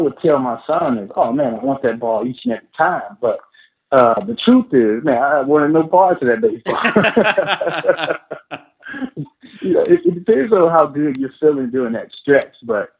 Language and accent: English; Midwest, United States; I hadn't played a whole lot of baseball because I grew up in the Midwest.